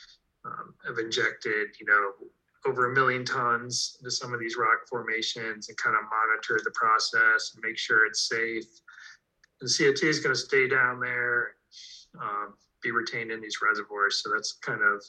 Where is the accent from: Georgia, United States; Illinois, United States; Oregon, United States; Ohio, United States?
Ohio, United States; I grew up in Ohio